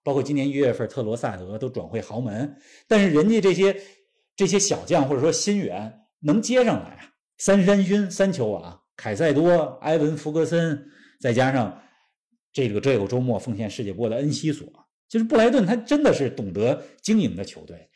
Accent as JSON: {"language": "Chinese", "region": "Beijing", "country": "China", "tie": "born or raised there", "said": "我跟林子，我们都是在北京长大"}